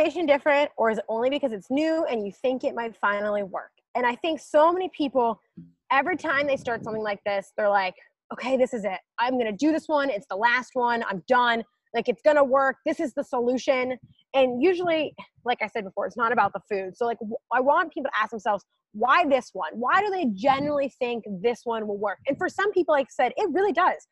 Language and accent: English; United States; I'm an American